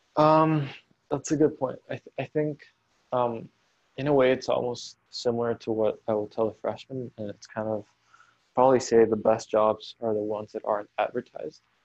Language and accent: English; Caracas, Capital District, Venezuela; moved away as an adult; I grew up in Caracas. Um, I lived there for about 18 years.